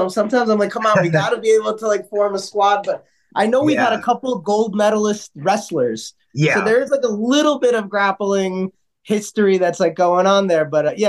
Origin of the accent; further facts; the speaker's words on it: United States; I said that about India because I'm American, like